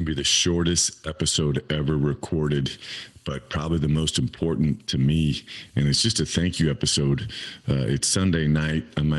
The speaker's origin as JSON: {"language": "English", "town": "Campbell", "region": "California", "country": "United States", "tie": "born or raised there", "said": "I grew up in Campbell, California, have 8 brothers and sisters"}